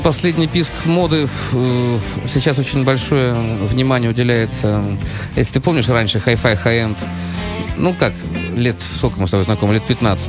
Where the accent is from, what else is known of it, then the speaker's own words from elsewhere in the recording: Saint Petersburg, Russia; мое детство прошел на Марата 80, как раз э, Тюзовский этот самый э, парк